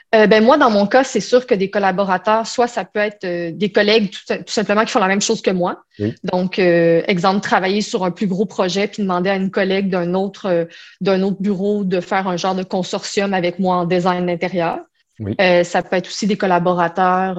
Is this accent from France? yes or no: no; Quebec, Canada; born or raised there